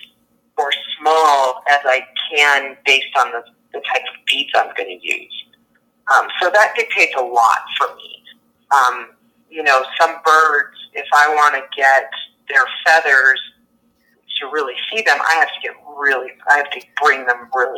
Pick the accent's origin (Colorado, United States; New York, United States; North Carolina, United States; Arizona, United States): Colorado, United States; moved away; also born or lived in Florida; I grew up in Colorado